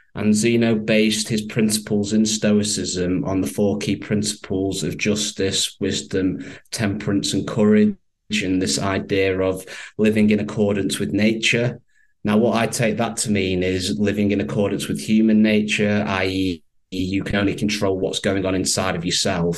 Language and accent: English; Manchester, North West England, United Kingdom; accent: northern twang; I'm based in the UK, from Manchester. What we would say over here is they've got quite a lovely northern twang. And I grew up here all my life